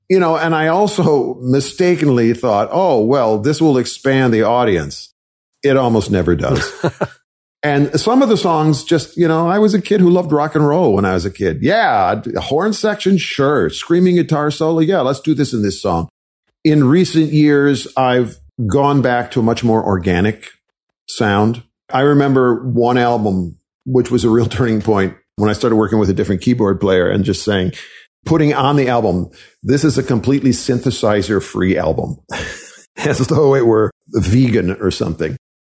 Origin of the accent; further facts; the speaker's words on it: Wisconsin, United States; I was raised in Wisconsin